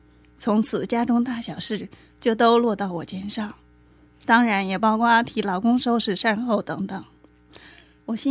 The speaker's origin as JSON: {"language": "Chinese", "country": "China", "moved": "as an adult", "lives_now": "Taiwan", "said": "十六年前我从大陆嫁来台湾，育有一女一子"}